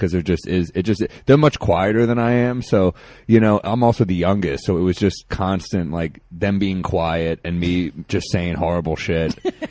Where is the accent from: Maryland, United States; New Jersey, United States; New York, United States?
New York, United States; New York City; also born or lived in New Orleans; I grew up in Manhattan.